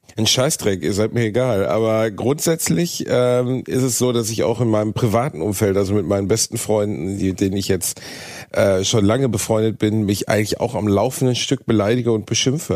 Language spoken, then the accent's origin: German; Gelsenkirchen, North Rhine-Westphalia, Germany; moved away as an adult; also born or lived in Osnabrück; in Gelsenkirchen gewesen, meiner Heimatstadt